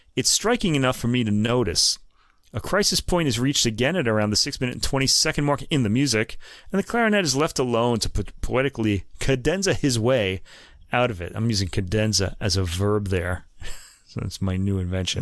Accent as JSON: {"language": "English", "country": "United States", "said": "because I'm American"}